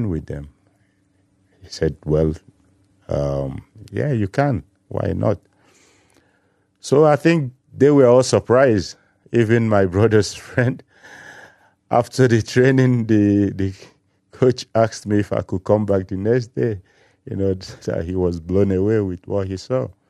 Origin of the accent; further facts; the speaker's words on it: Enugu, Enugu State, Nigeria; moved away as an adult; also born or lived in Germany; I grew up in Enugu